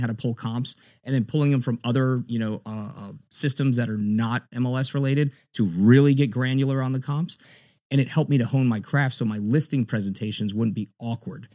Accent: South Florida, United States; also born or lived in Miami-Dade County, Florida; now in Tampa, United States; grew up in Florida. I'm a Florida cracker. I grew up in South Florida, down in, uh, Broward, a little bit of Dade County.

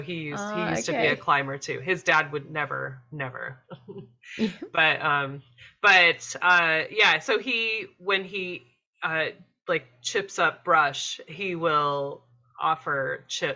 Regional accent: Maine, United States; I grew up in Maine

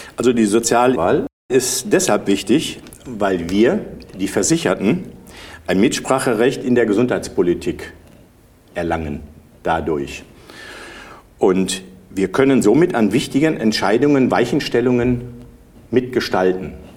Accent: Bad Driburg, North Rhine-Westphalia, Germany; ich komme aus Bad Triburg, bin Bankbetriebswirt

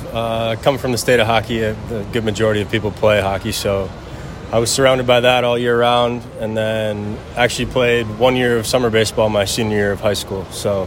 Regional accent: Monticello, Minnesota, United States; moved away; It's called Monticello, a small town about an hour out of Minneapolis.

